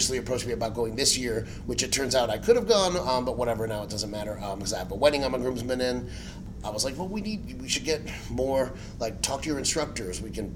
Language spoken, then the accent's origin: English; Cuba; first language Spanish; English is a second language; my first language is Spanish. I learned English from Sesame Street. Now, granted, I'm Cuban, so my Spanish is pretty terrible because, you know, sorry, but I can say this as a Cuban